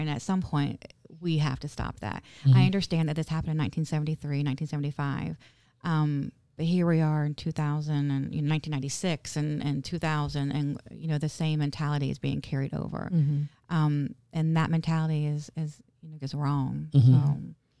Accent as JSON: {"language": "English", "town": "Vero Beach", "region": "Florida", "country": "United States", "tie": "born or raised there", "also_born_or_lived": "Winter Park", "said": "Well, so we were raised in Vero."}